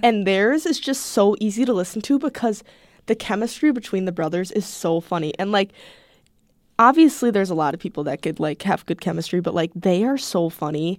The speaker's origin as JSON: {"language": "English", "region": "Wisconsin", "country": "United States", "said": "I'm like from Wisconsin"}